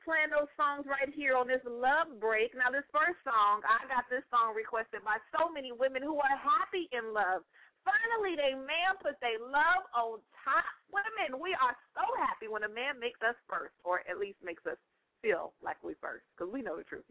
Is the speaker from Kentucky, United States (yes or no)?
no; Northern California, United States; moved away; That's my hometown, y'all. And I came back home for a little bit.